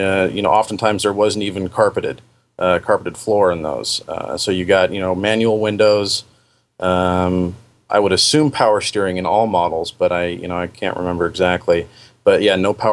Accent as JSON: {"language": "English", "area": "Puget Sound area", "region": "Washington", "country": "United States", "tie": "born or raised there", "moved": "as an adult", "lives_now": "Oregon, United States", "said": "Although I was born and raised up in the Puget Sound area, after my teenage years, I've spent all my time here in Oregon"}